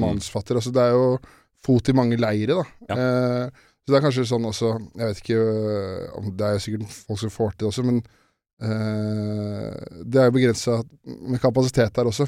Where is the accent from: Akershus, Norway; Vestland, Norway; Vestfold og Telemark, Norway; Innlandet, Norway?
Akershus, Norway; Årnes; har vokst opp, oppvokst på Årnes